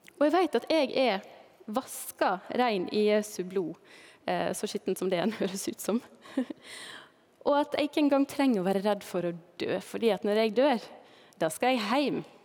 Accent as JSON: {"language": "Norwegian", "town": "Balestrand", "region": "Vestland", "country": "Norway", "tie": "born or raised there", "also_born_or_lived": "Førde", "moved": "yes", "lives_now": "Knarvik, Norway", "said": "heimbygda mi, der jeg eh, ble født, eller ble født i Førde, da, men der jeg vokste opp, det er Balestrand i Sogn og Fjordane"}